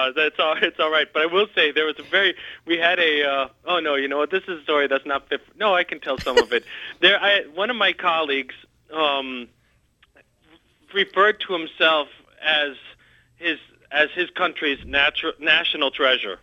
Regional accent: Chicago, Illinois, United States; I grew up in the Chicago area, always around Chicago

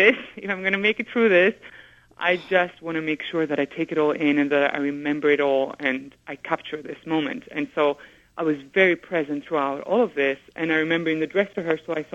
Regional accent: Greece; moved away; also born or lived in England; to be growing up in Greece

